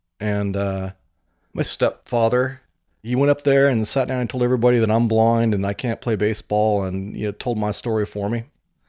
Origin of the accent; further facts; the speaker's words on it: Oregon, United States; I grew up in the Rogue Valley in Oregon, named after the Rogue River.